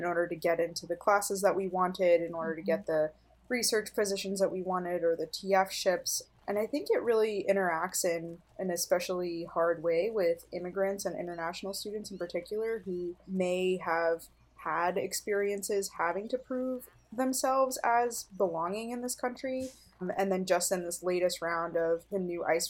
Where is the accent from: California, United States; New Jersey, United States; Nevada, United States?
New Jersey, United States; I was born and raised in New Jersey.